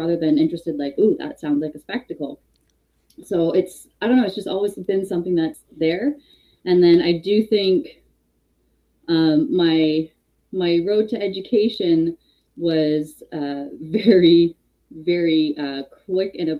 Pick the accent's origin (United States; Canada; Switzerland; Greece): Canada; Hamilton, Ontario; also born or lived in Toronto; I'm born and raised Hamilton, Ontario